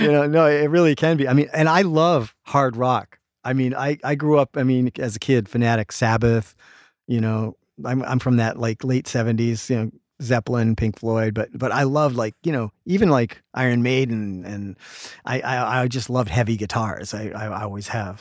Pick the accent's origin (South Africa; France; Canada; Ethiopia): Canada; now in Los Angeles, United States; I'm Canadian. I grew up in Canada, a lot of fishing, hunting